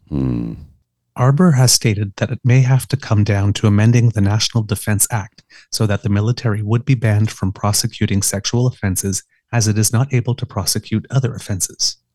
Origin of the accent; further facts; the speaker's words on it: Ottawa, Ontario, Canada; I grew up in Ottawa